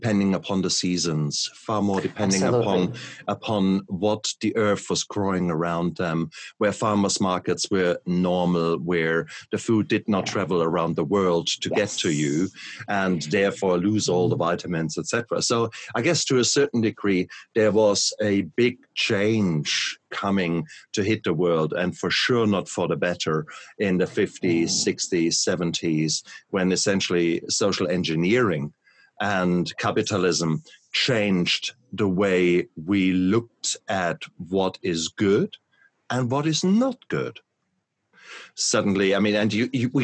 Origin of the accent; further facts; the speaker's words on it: Germany; moved away; So I come from Germany, where we always have yummy, yummy food.